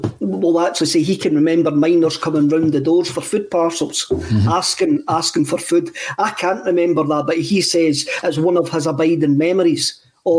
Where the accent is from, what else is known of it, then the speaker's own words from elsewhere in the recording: Bannockburn, Scotland, United Kingdom; I come from Bannockburn, and you've got the pit villages round about Bannockburn as well